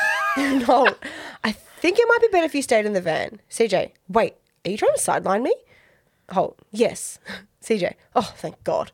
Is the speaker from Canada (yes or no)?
no; Australia; I'm such an Aussie.